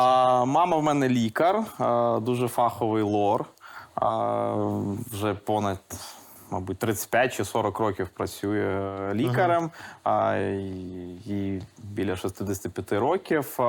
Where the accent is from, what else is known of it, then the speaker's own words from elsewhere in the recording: Lviv, Lviv Oblast, Ukraine; first language Russian; Ukrainian is a second language; у Львові було три російськомовні школи. Mm Я якраз одну з таких